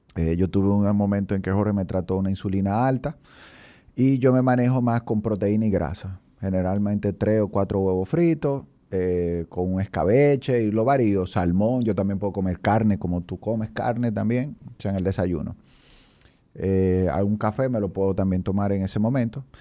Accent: San Francisco de Macorís, Duarte, Dominican Republic; born or raised there; moved away as an adult; also born or lived in Colombia / Brazil; now in Santo Domingo, Dominican Republic

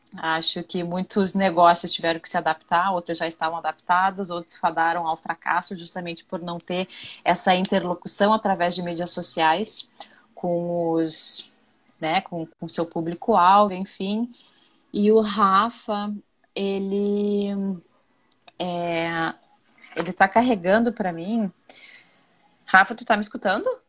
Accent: Rio Grande do Sul, Brazil; moved away as an adult; now in Rio de Janeiro, Brazil; eu sou lá do Rio Grande do Sul, sou gaúcha

